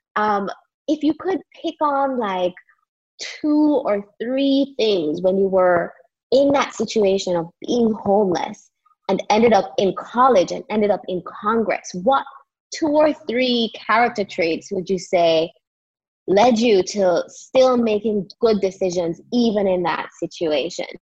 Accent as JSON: {"language": "English", "country": "Jamaica", "tie": "born or raised there", "said": "Growing up in Jamaica myself, we were funneled into professional career paths"}